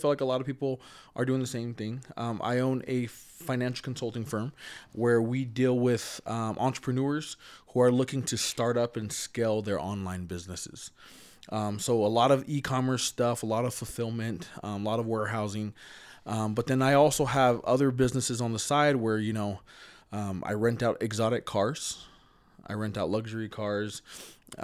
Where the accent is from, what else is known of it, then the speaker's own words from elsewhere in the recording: Provo, Utah, United States; I am born and raised here in Utah. Actually, here in Provo, Utah. I grew up here.